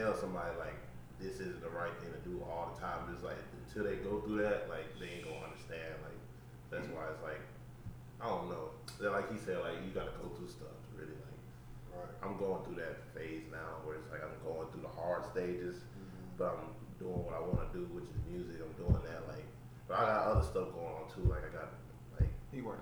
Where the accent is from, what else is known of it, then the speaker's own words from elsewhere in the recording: Louisiana, United States; moved away as an adult; also born or lived in Clinton; I'm from Louisiana